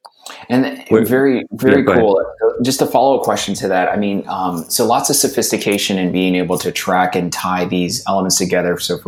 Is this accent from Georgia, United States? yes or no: no; New York City, New York, United States; now in San Francisco, United States; I grew up in Brooklyn, lots of homeless, you know, that I saw growing up. And I'm here in Silicon Valley, downtown San Francisco.